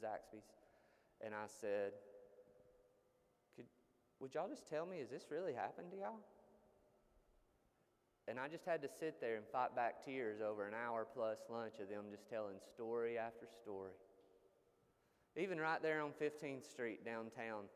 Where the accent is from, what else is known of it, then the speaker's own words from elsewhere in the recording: United States; as American Christians